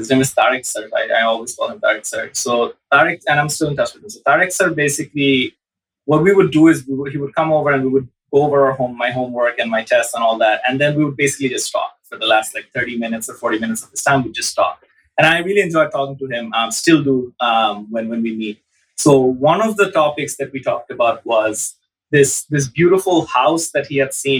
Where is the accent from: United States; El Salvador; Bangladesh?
Bangladesh; Dhaka, Dhaka Division; I grew up in Dhaka all the way till end of high school